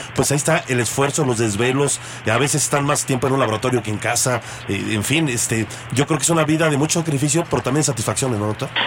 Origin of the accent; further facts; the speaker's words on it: Mexico; que como mexicanos entendamos más el trabajo que ustedes realizan